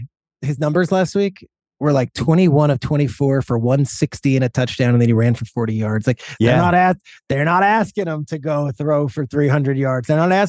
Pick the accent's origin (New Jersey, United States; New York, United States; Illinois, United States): New Jersey, United States; Freehold; we were growing up in Freehold, New Jersey.